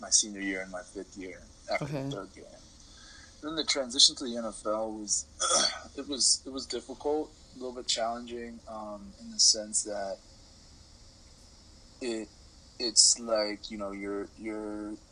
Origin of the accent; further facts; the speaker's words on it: Winslow Township, New Jersey, United States; I'm from a small town in South Jersey, right outside of Philadelphia, called Winslow Township, New Jersey